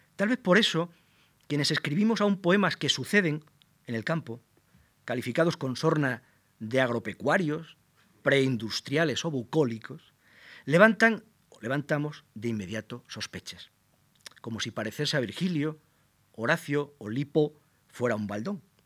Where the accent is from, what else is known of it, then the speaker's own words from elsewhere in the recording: Plasencia, Extremadura, Spain; mi ciudad natal, Plasencia, y sus contornos, los valles